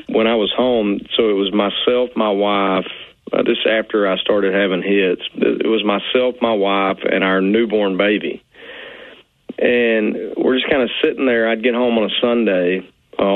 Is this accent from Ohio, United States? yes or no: no; Arkansas, United States; also born or lived in Nashville, Tennessee; we moved back home to my hometown